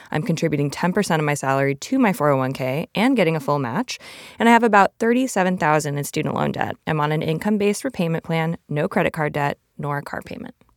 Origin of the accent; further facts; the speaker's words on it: Arizona, United States; I come from Arizona